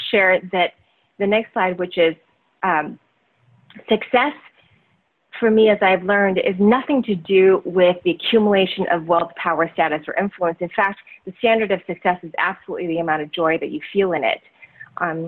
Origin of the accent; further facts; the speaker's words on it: Taiwan; also born or lived in Southeast Asia; now in United States; growing up in Taiwan and then, you know, Southeast Asia and then coming over to the United States.